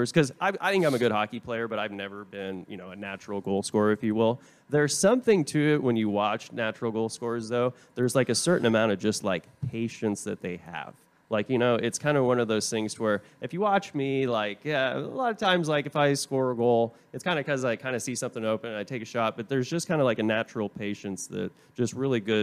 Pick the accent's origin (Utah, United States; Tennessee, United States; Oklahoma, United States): Oklahoma, United States; Tulsa; also born or lived in Vermont; now in Texas, United States; I'm from Tulsa, Oklahoma, originally